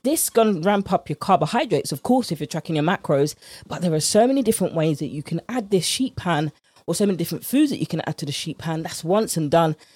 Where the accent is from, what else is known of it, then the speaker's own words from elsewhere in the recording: United Kingdom; accent: British; my British accent